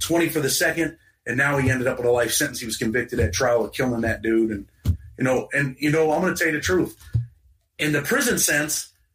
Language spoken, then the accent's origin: English; New York, United States; I'm from New York